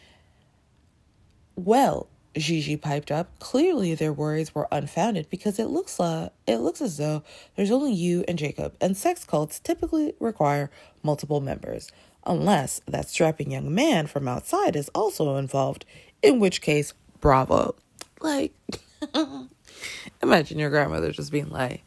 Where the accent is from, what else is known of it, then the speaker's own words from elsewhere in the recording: Canada; I grew up in Canada, my grandmother was in Colombia